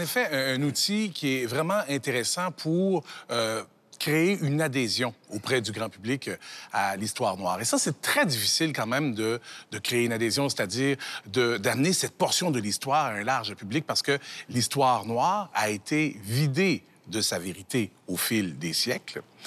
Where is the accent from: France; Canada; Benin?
Canada; chez nous, chez nous au Canada